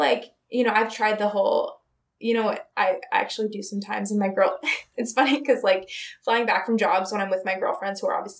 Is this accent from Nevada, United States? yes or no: no; Minnesota, United States; moved away; I was from Minnesota